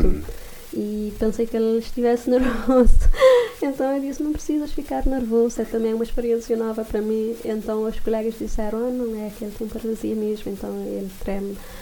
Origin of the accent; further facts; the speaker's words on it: Santo Antão Island, Cape Verde; moved away; eu sou da Ilha de Santo Antão